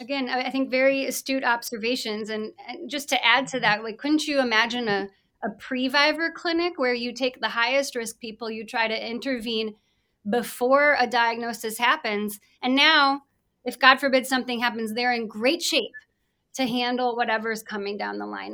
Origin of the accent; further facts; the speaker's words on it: Mason City, Iowa, United States; I was born and raised in Mason City, Iowa